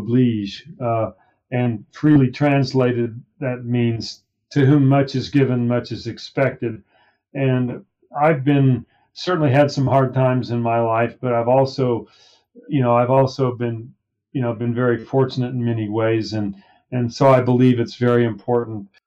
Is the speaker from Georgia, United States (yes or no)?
no; Roswell, New Mexico, United States; I grew up in Roswell, New Mexico